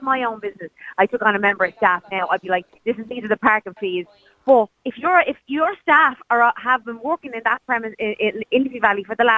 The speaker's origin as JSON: {"language": "English", "town": "Dublin", "region": "Leinster", "country": "Ireland", "said": "I'm from Ballyferma"}